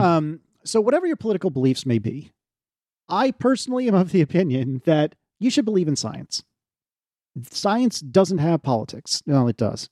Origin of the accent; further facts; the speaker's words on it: United States; we're American